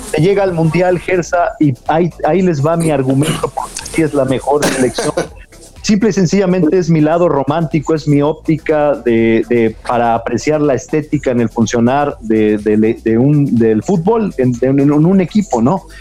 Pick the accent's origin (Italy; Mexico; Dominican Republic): Mexico; aunque no nos guste como mexicanos